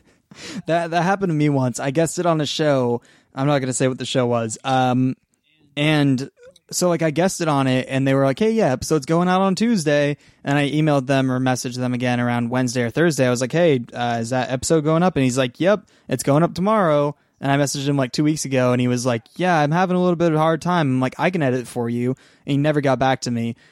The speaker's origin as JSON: {"language": "English", "area": "two-hour drive outside Seattle", "region": "Washington", "country": "United States", "tie": "born or raised there", "moved": "yes", "said": "the town that I'm in, my hometown where I'm staying right now"}